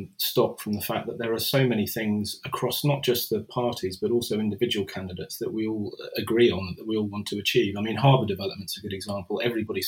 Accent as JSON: {"language": "English", "country": "Guernsey", "tie": "born or raised there", "said": "I'm a Guernseyman. I grew up in Guernsey"}